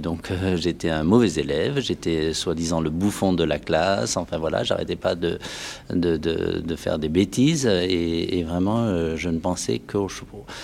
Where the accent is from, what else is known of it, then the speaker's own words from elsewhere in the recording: Dordogne, Nouvelle-Aquitaine, France; je suis originaire de la Dordogne